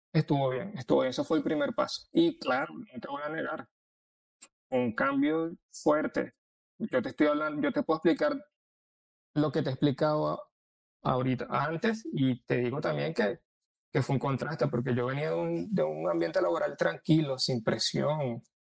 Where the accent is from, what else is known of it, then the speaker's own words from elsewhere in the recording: Venezuela; moved away as an adult; now in Orlando, United States; A mí aquí me tratan como venezolano